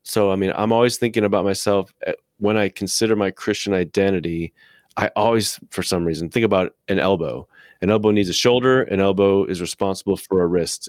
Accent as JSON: {"language": "English", "country": "United States", "also_born_or_lived": "Midwest", "said": "I, as an American white man, have been trained by my culture"}